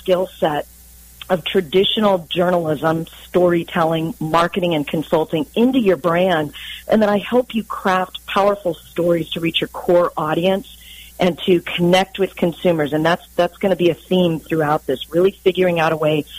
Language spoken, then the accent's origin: English; San Diego, California, United States; So I'm a local to San Diego. In fact, I am a native, if you can believe that, with all of the transplants that we have here. There aren't too many of us, but I grew up in the Claremont area in San